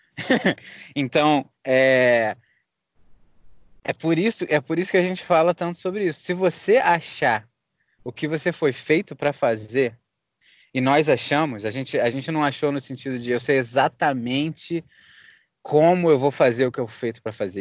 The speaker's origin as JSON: {"language": "Portuguese", "region": "Rio de Janeiro", "country": "Brazil", "moved": "as an adult", "lives_now": "United States", "said": "a gente é do Rio."}